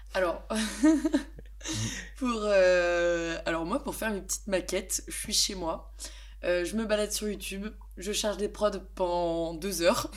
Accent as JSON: {"language": "French", "town": "Besançon", "region": "Bourgogne-Franche-Comté", "country": "France", "moved": "as an adult", "lives_now": "Lyon, France", "said": "je viens de Besançon dans l'est de la France"}